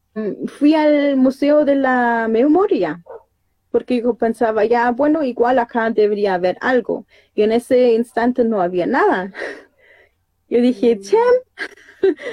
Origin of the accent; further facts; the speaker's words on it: Germany; moved away as an adult; also born or lived in Panguipulli, Chile; me llevaron para allá y allá crecí toda mi vida, hasta algunos años atrás.